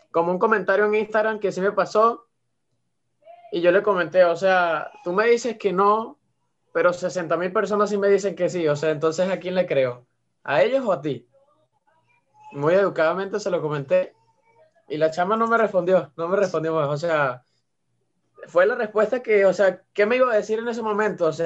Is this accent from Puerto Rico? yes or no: no; Venezuela; de que soy venezolano y que se sientan orgullosas de que, de que yo esté aquí dando amor a toda Venezuela